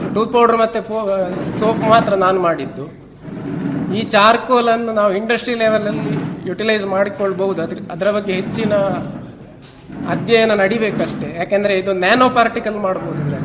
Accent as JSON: {"language": "Kannada", "area": "Dakshina Kannada", "region": "Karnataka", "country": "India", "said": "ನಮ್ಮ ಊರಿನ ದಕ್ಷಿಣ ಕನ್ನಡದ ಚಾಲಿ ಅಡಿಕೆ"}